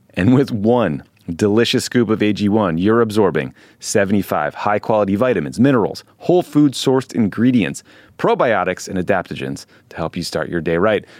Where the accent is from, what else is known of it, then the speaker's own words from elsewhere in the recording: near Boston, Massachusetts, United States; I grew up near Boston as a Red Sox fan